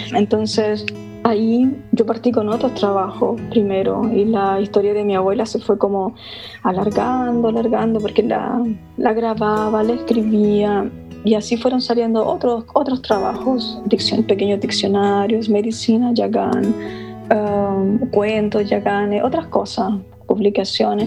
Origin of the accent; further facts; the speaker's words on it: Chile; soy chilena también